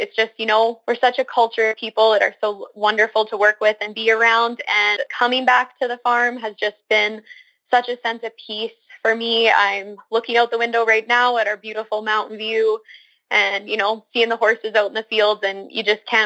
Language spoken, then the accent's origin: English; Cremona, Alberta, Canada; I was born and raised on a mixed farm near Cremona, Alberta, just north of Cochrane